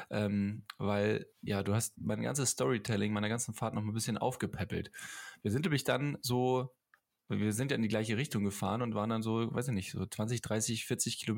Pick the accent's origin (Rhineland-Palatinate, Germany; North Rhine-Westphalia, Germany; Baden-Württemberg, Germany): Baden-Württemberg, Germany; Tübingen; Ja, ich auch. Ich komme